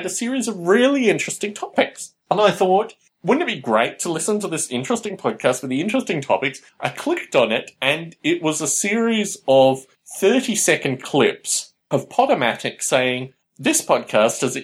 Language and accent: English; Canberra, Australian Capital Territory, Australia; in Canberra, Australia, my hometown